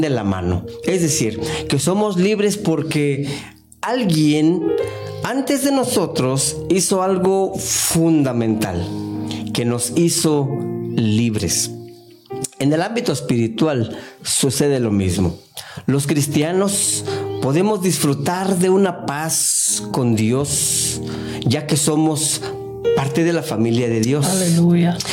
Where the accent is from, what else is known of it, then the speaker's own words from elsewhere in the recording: Mexico; now in United States; En mi país, en México